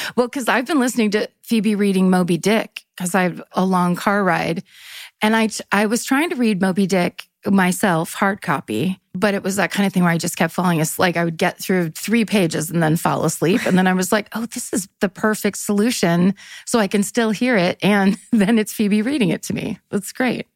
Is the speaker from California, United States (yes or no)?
yes; Northern California, United States; I'm from Northern California